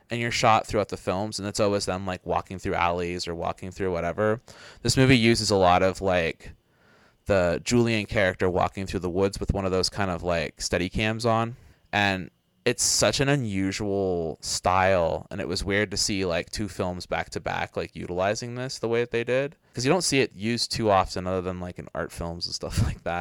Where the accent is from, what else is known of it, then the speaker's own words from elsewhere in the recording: Halifax, Nova Scotia, Canada; There was this video store in my hometown that was like this really it was in Halifax